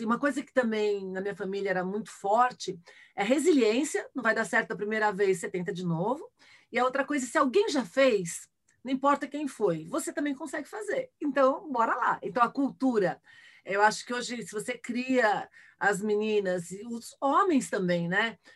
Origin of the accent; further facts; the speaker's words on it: Brazil; accent: Brazilian; já passei por preconceito de ser brasileira, por exemplo, no exterior, nos Estados Unidos